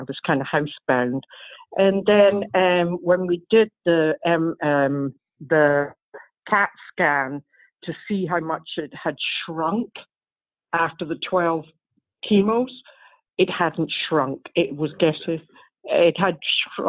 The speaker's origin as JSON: {"language": "English", "region": "Scotland", "country": "United Kingdom", "moved": "yes", "said": "I'm from Scotland"}